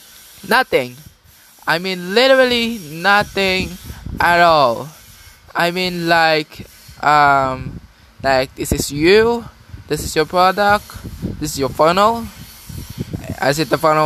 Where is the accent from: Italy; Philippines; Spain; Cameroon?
Philippines; I was born in the Philippines